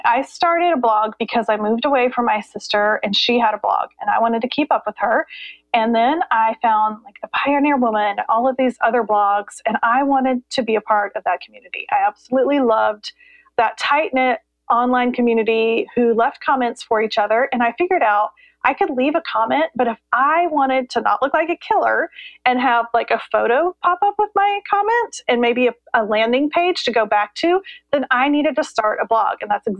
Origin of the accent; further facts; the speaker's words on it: Columbus, Indiana, United States; now in North Carolina, United States; Well, I grew up in Columbus, Indiana, so the Midwest, and now we live in North Carolina.